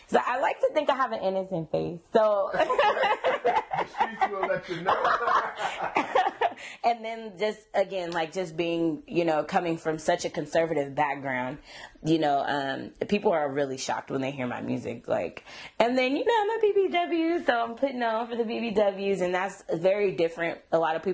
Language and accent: English; Sacramento, California, United States; I am from the 916, Sacramento, born and raised